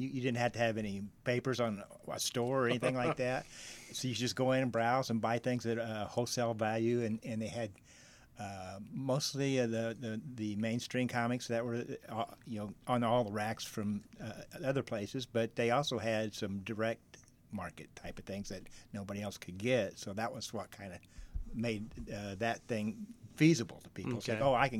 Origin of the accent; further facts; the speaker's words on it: Texas, United States; born there; also born or lived in Jacksonville, Illinois / Carbondale, Illinois; I was born in Texas. I moved to Jacksonville, Illinois, and then I moved to Carbondale in 75.